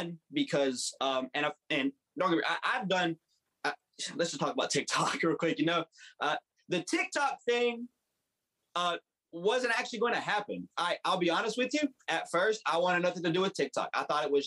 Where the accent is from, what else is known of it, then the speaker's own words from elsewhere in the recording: West Virginia, United States; I was born and raised right here in West Virginia